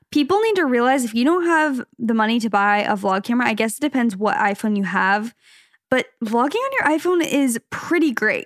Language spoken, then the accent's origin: English; Arizona, United States; also born or lived in Los Angeles, California; now in Orange County, United States; We're from Arizona originally. We lived in L A for a little bit. Now we're in the O C